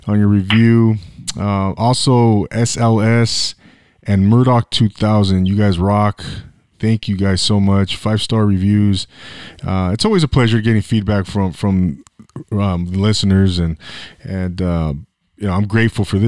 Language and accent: English; Inland Empire, California, United States; also born or lived in Orange County; I lived in the 714 and I grew up in the Inland Empire.